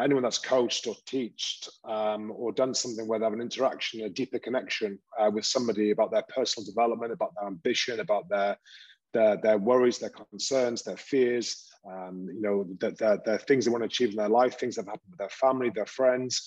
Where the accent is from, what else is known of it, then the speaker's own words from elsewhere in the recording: Newcastle upon Tyne, North East England, United Kingdom; accent: Geordie; now in Italy; where I was brought up in Newcastle